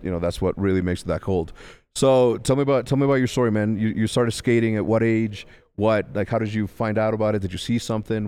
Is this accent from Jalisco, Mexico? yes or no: no; Ciudad Juárez, Chihuahua, Mexico; also born or lived in El Paso, Texas; grew up in, uh, in Juarez, Mexico